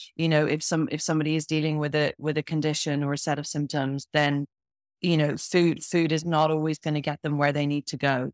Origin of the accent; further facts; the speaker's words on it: Ireland; moved away as an adult; now in Bath, United Kingdom; I'm from Ireland originally, but I live in Bath in the UK and uh, spent a lot of my a lot of my life in in the UK. I left Ireland when I was when I was 18 when I left school